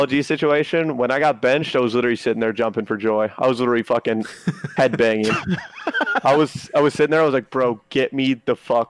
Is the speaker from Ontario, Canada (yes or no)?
yes; Toronto, Ontario, Canada; now in United States; I'm a Canadian. I'm living in the United States lawfully on a visa. Once I get off a team because I, what, did bad? Guess what? I get sent back home. I don't want to go back home. I don't want to go back home to Toronto.